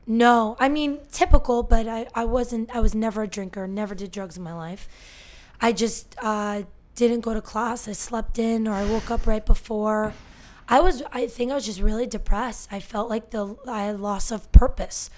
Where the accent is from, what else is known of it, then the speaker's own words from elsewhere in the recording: Northern New Jersey, United States; born and raised in Northern New Jersey